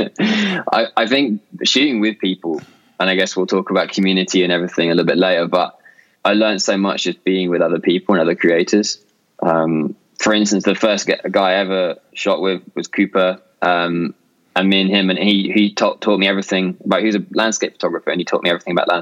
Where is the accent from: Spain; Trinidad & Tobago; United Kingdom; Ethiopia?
United Kingdom; Brighton, South East England; also born or lived in Canada / United States; I grew up near Brighton in the south coast of England. And I was here till I was 17.